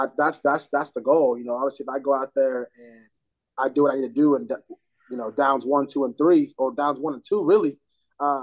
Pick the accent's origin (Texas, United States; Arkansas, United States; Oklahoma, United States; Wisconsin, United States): Oklahoma, United States; moved away as an adult; also born or lived in Missouri; now in South Dakota, United States; I'm from Missouri, but was raised in Oklahoma a lot of my life